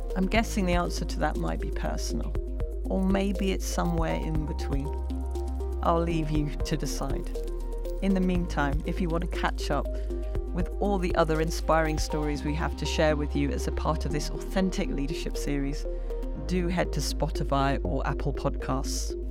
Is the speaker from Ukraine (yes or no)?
no; England, United Kingdom; also born or lived in India; I grew up in England